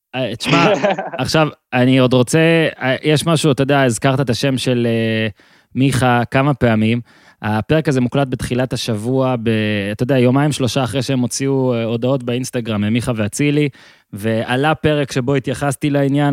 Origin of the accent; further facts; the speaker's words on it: Moshav in northern Israel, Northern District, Israel; אני ממושב בינמי, מאיפה שאני עכשיו מדבר איתך גם, זה צפון